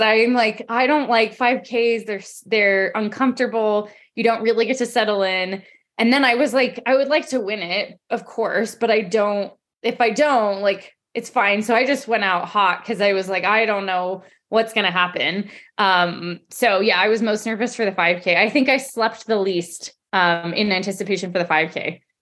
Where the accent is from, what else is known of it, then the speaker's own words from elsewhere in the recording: Colorado, United States; I'm from Colorado, born and raised